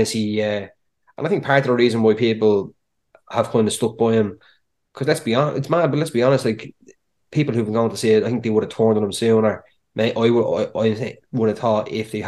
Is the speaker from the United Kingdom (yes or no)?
no; Ireland; I'm Irish